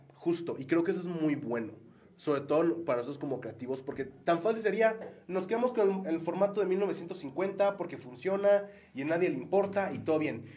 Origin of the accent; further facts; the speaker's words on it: Mexico; también como mexicanos, como vaqueños